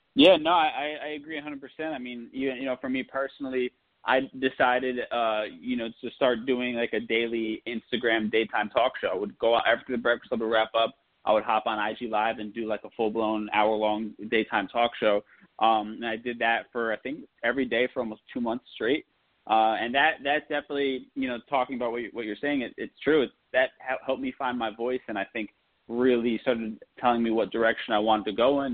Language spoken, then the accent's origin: English; New Jersey, United States; also born or lived in New York; I'm born in New York, raised in Jersey